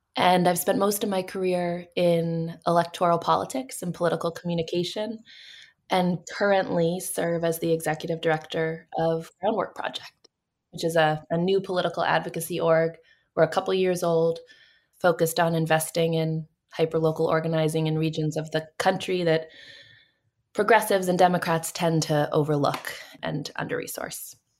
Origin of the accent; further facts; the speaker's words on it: Boston, Massachusetts, United States; I'm from Boston